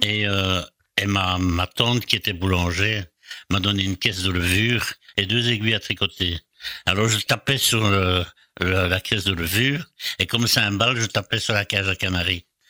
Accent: Brussels, Brussels-Capital Region, Belgium; Macapet Saint-Lambert, c'est là où j'ai passé toute mon enfance

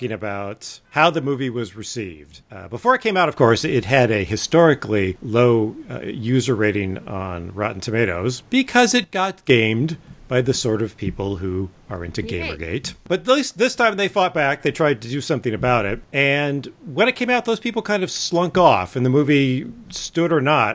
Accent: California, United States; I grew up in California. We don't have basements for the most part.

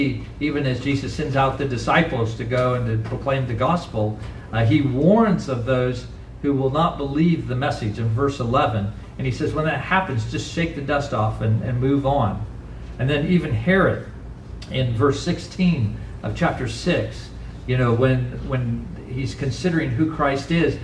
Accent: Indiana, United States; also born or lived in Western Kansas; now in Kansas, United States; I'm from Indiana

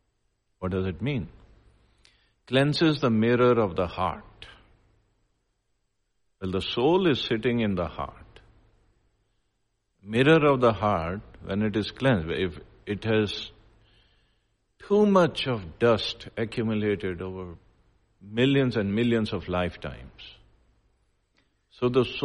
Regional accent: Punjab, India; So I am Indian and I am male and I am from India, I am from Punjab.

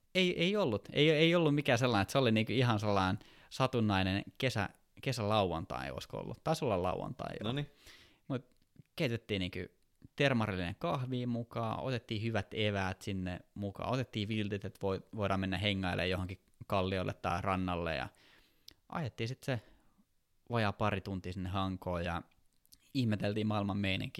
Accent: Kouvola, Kymenlaakso, Finland; also born or lived in Lauttasaari, Helsinki; now in Helsinki, Finland; mä oon syntyperäinen kouvolalainen

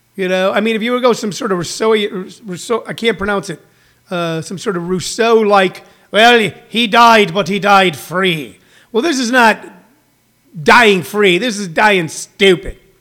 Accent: House Springs, Missouri, United States; the cool thing about people from House Springs, Missouri is we know how to make something out of nothing

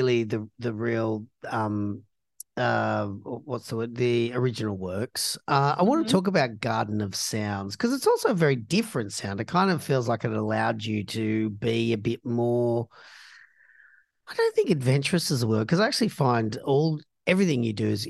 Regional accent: Australia; being Australian

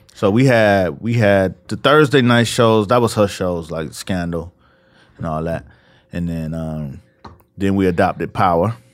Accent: Miami, Florida, United States; moved away; also born or lived in New York; I'm from Miami

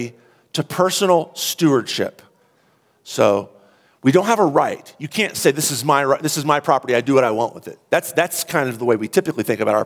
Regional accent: United States; we're Americans

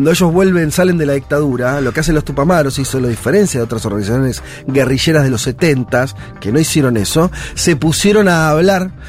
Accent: Argentina; Por, por ahí la Argentina, está bien el más porque somos argentinos ya tenemos varias cosas.

